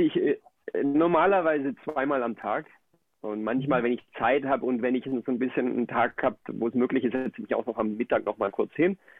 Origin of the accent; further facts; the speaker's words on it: Germany; moved away as an adult; also born or lived in Colombia; now in Akumal, Mexico; ich bin in Deutschland aufgewachsen, lebe jetzt aber zurzeit in Mexiko.